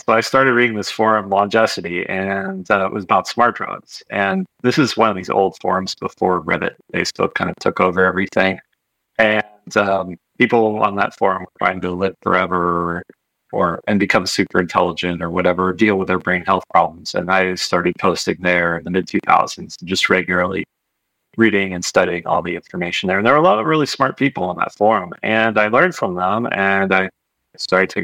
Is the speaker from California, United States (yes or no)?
yes; Marin, California, United States; That's where I'm from